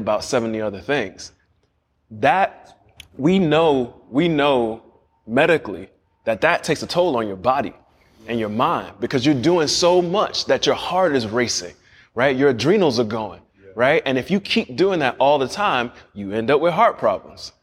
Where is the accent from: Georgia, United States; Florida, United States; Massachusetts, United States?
Florida, United States; Miami; I grew up in Liberty City, right there.